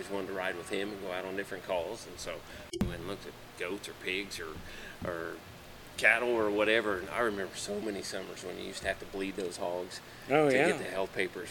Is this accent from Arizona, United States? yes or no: no; Winchester, Indiana, United States; I grew up in Winchester, Indiana, by Muncie, Indiana